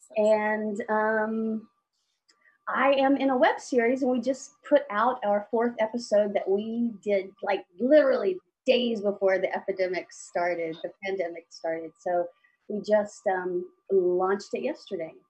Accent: Alabama, United States; moved away as an adult; also born or lived in Dallas / New York; I grew up in Alabama

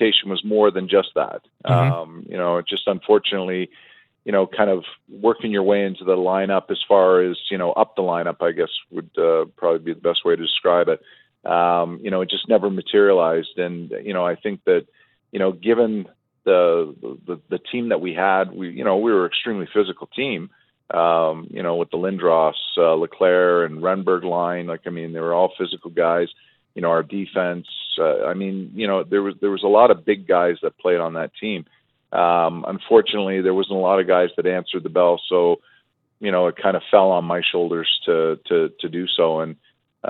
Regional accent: Toronto, Ontario, Canada; my younger brother played with Eric growing up in Toronto, you know, in our minor hockey, you know, circles

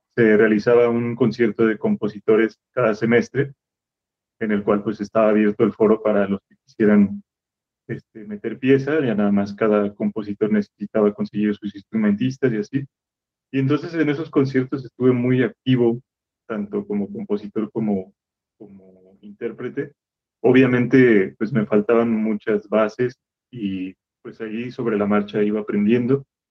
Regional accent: Irapuato, Guanajuato, Mexico; moved away as an adult; yo soy de la ciudad de Irapuato y hasta, hasta que entré a la licenciatura fue que me fui a la ciudad de Guanajuato

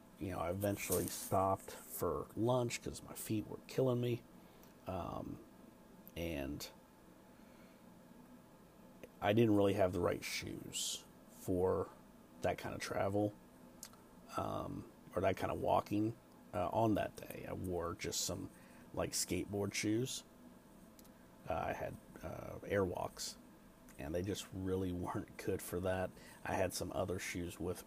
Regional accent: United States; I'm from the States

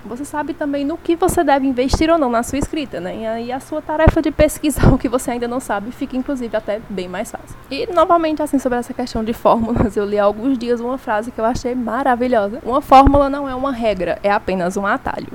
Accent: Brazil; enquanto brasileira

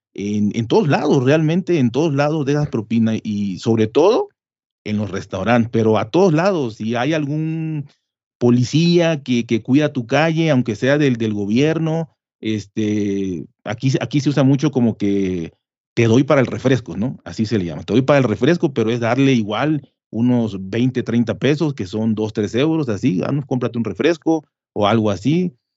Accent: Mexico; nosotros pensamos como mexicanos

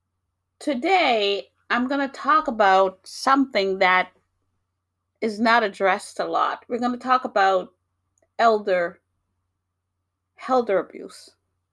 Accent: New York, United States; also born or lived in Jamaica; now in Massachusetts, United States; I was born in Jamaica, beautiful island. I grew up in New York, very busy place, but I now live in Massachusetts

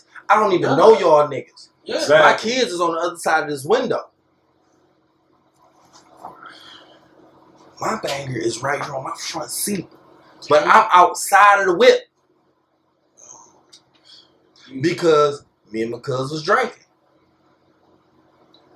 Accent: Dexter, Michigan, United States; I'm from Dexter

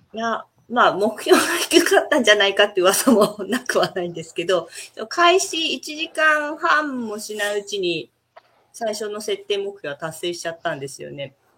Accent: Tokyo, Japan; moved away as an adult; also born or lived in Setoda, Onomichi, Hiroshima / Kamakura / Sapporo; now in Onomichi, Japan; 東京です。ずっと東京生まれ、東京育ちで

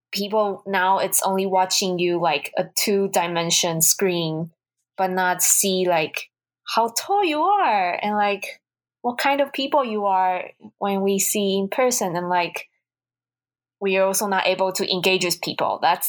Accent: Taiwan; English is a second language; now in United States; I'm from Taiwan.

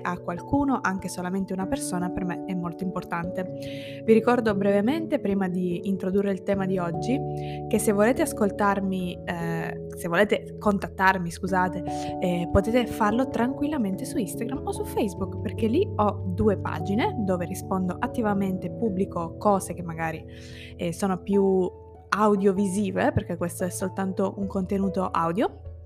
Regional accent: Italy; first language Italian; moved away as an adult; now in Turin, Italy; lingua italiana, che è la mia lingua nativa

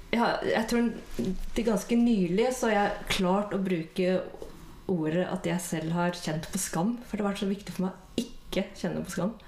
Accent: Bærum, Akershus, Norway; Jeg vokste opp i Bærum

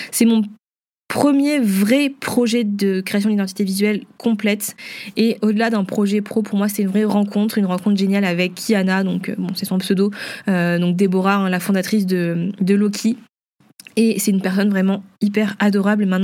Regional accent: Vietnam; vu que je suis vietnamienne, eh ben, je pouvais représenter un petit peu la culture

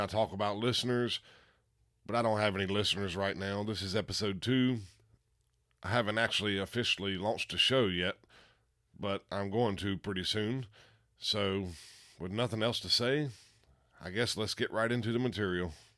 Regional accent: Piedmont, United States; I'm from the Piedmont.

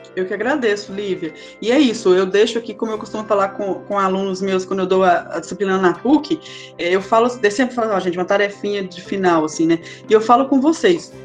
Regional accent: Minas Gerais, Brazil; accent: mineiro; eu falo que mineiro não tem sotaque, não

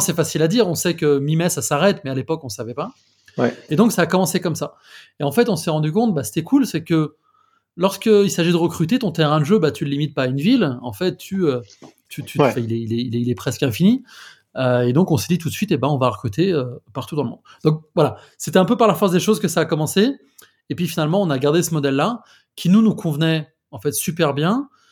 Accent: France; accent: French; moved away as an adult; now in Madrid, Spain; je suis français, j'habite à Madrid depuis euh, quasiment 4 ans

